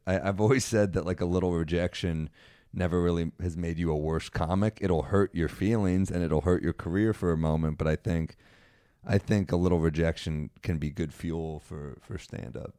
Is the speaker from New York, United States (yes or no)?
yes; New York City, New York, United States; I grew up in Manhattan.